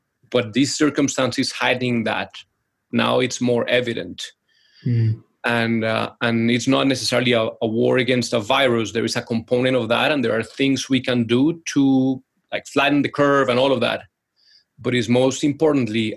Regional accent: Colombia; moved away; we're originally from Colombia, so playing salsa music and Colombian music in the living room

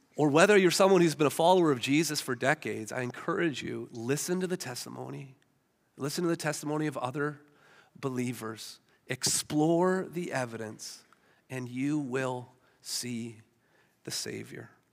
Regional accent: Hamilton, Ontario, Canada; I grew up in Hamilton.

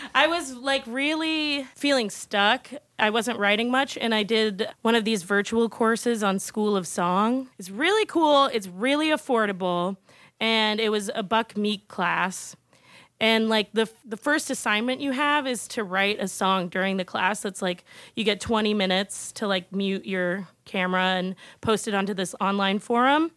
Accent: California, United States; moved away; I'm from California originally, and I grew up as a theater kid

